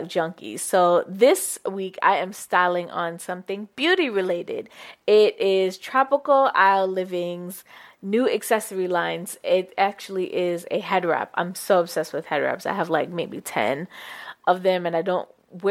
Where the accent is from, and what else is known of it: Jamaica; born or raised there; now in United States